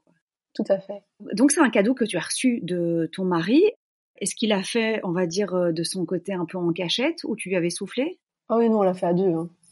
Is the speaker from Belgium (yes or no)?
yes; Belgium; En Belgique, je suis belge, tout à fait